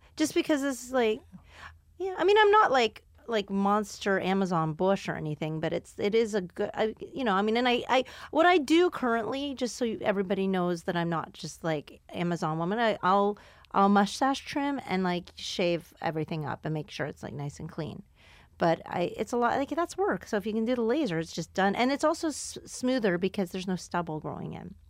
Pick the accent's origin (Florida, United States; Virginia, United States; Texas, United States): Texas, United States; Houston; Houston's my hometown.